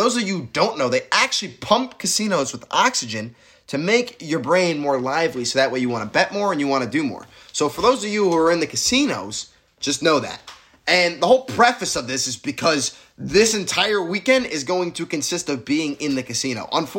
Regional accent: Syracuse, New York, United States; And I'm from Syracuse, New York.

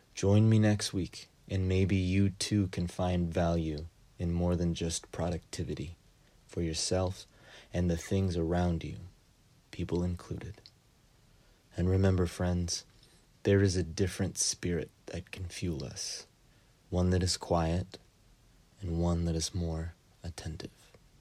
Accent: United States; as a Filipino-Japanese immigrant who grew up and is working in the U S

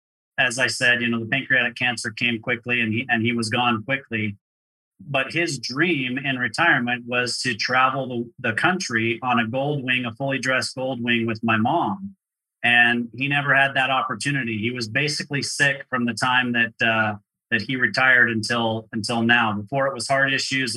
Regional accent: Provo, Utah, United States; also born or lived in Orem, Utah; I grew up in Provo, Utah.

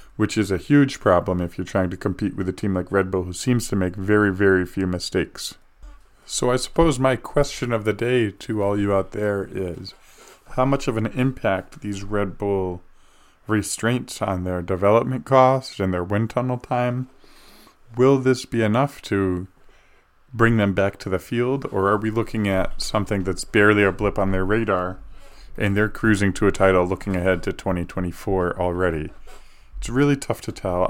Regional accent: United States; as an American

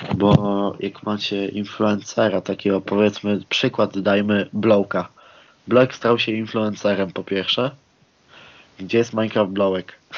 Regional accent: Koszalin, West Pomeranian Voivodeship, Poland; pochodzę na przykład z miejscowości Koszalin

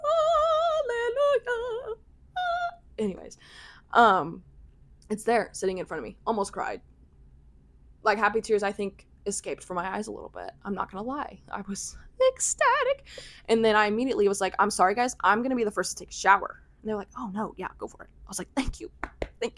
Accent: United States; we're American

